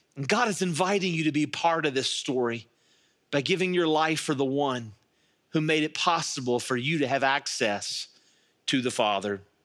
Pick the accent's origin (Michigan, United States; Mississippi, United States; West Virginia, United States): West Virginia, United States; Charleston; I was raised here in the Kanawha Valley